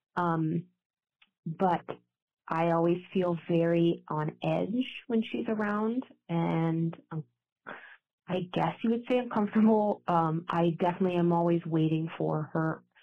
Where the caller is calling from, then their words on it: Columbus, Ohio, United States; I'm calling from Columbus, Ohio